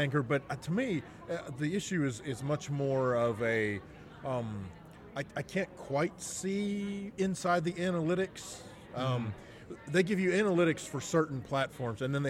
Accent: Arkansas, United States; we're from Arkansas

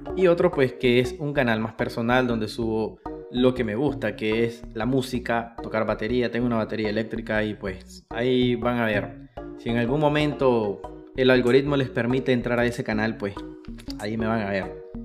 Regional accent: Matagalpa, Nicaragua; soy de Matagalpa, Nicaragua

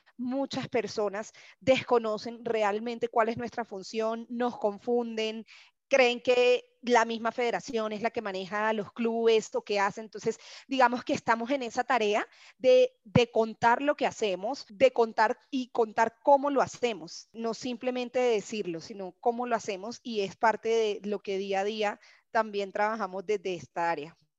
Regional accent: Barranquilla, Atlántico, Colombia; soy de Barranquilla, mi familia claramente es toda hincha del junior

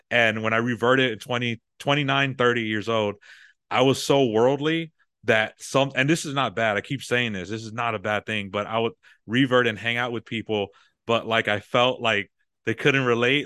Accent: San Antonio, Texas, United States; born and raised San Antonio

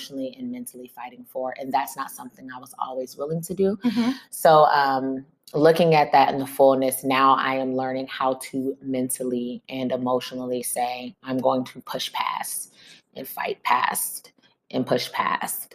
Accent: Midwest, United States; I was from the Midwest

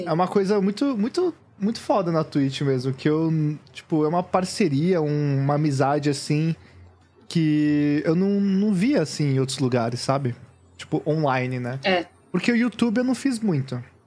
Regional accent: São Paulo, Brazil; eu sou daqui da Zona Sul

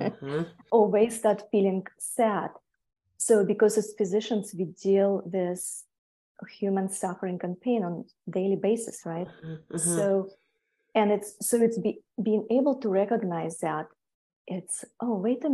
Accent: Siberia, Tuva, Russia; moved away as an adult; also born or lived in Europe / Hawaii; now in United States; I was born in a little town near border with Mongolia. It's a little republic called Tuva

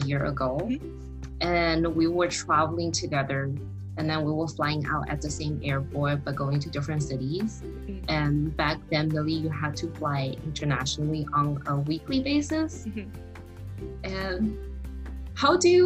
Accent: China; English is a second language; moved away as an adult; also born or lived in New York, United States; now in Los Angeles, United States; I was born and raised in China, and I moved to US when I was in college.

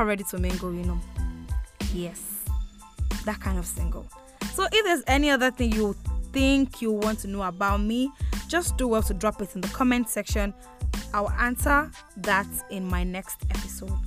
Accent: Imo, Nigeria; also born or lived in Ogun State; I'm from Imo State, Abomise local government

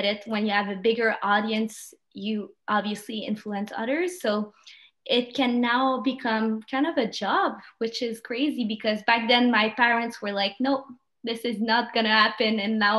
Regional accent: Quebec, Canada; first language French; English is a second language; the culture we have here in Canada, Quebec

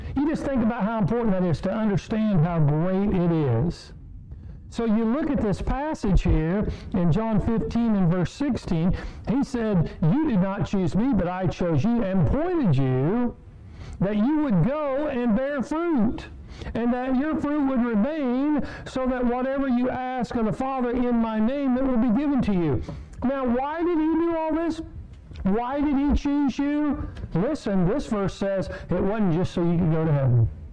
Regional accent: Kansas, United States; I grew up in Kansas

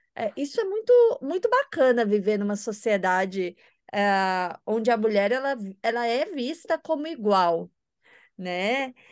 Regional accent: Goiânia, Goiás, Brazil; moved away as an adult; also born or lived in São Paulo; now in France; minha cidade natal, Goiânia

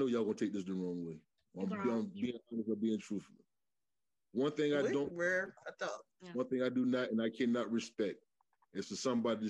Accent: Michigan, United States; growing up in Michigan Project

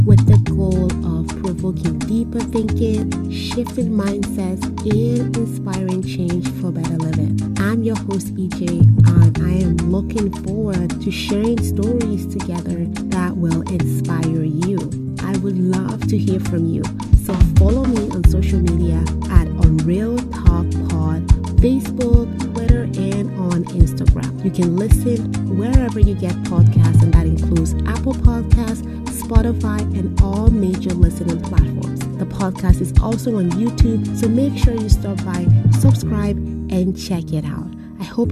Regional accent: Nigeria; now in Canada; I'm from Nigeria

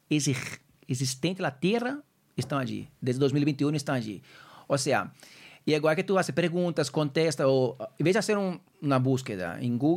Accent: Minas Gerais, Brazil; Spanish is a second language; now in Madrid, Spain; mi tierra, de Minas Gerais.

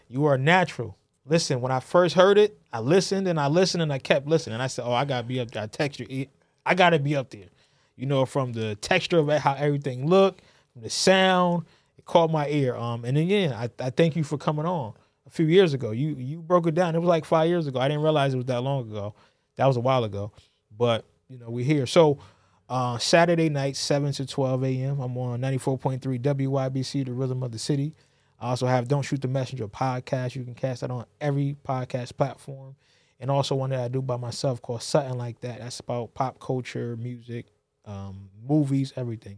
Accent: New Haven, Connecticut, United States; born and raised in New Haven, Connecticut

